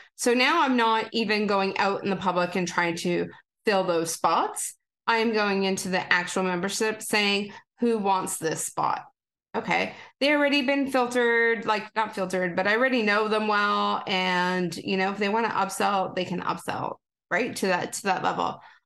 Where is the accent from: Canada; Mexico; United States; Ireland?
Canada; I'm a Canadian girl